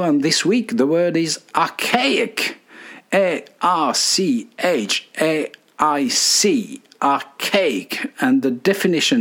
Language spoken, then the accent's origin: English; Dijon, Bourgogne-Franche-Comté, France; born in my hometown of Dijon in France